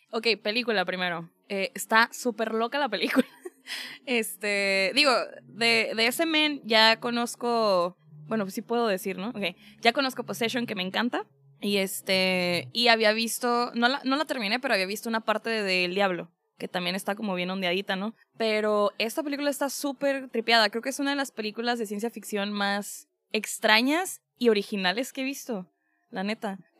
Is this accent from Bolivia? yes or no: no; Tijuana, Baja California, Mexico; Tijuana. En mi tierra natal.